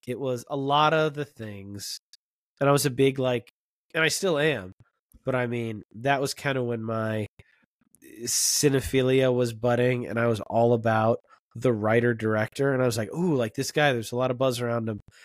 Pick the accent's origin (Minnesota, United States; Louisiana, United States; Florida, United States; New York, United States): Florida, United States; I grew up in Florida